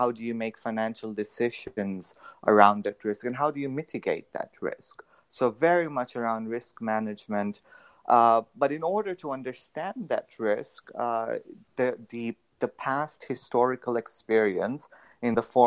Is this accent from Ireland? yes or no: no; Tanzania; moved away as an adult; now in United States; I'm originally from Tanzania. I did my through to high school over there, and then I came to the U.S. for college.